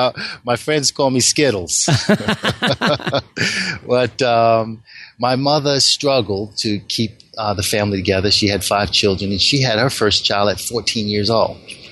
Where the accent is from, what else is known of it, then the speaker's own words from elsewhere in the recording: Bronx, New York, United States; Growing up in the South Bronx, it was pretty much of a challenge.